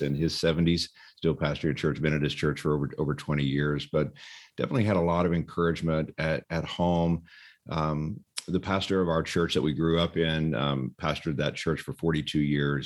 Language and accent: English; Texas, United States; moved away as an adult; also born or lived in Dallas Fort Worth area; now in California, United States; I grew up in Texas